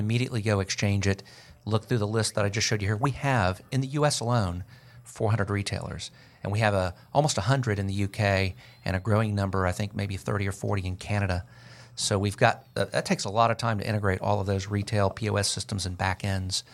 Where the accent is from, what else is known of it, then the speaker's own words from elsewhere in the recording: Florida, United States; now in Georgia, United States; I'm from Florida, so I've been in Georgia for thirty years